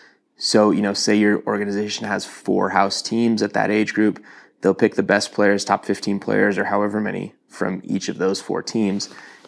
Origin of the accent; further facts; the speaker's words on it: Toronto, Ontario, Canada; now in Utah, United States; When I moved to Utah from Toronto, so I, you know, to kind of put this in perspective